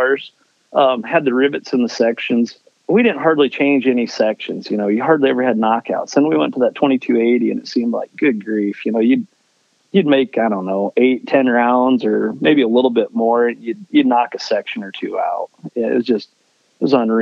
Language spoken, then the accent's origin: English; Niobrara, Nebraska, United States; born and raised in Niobrara, Nebraska, northeast part of the state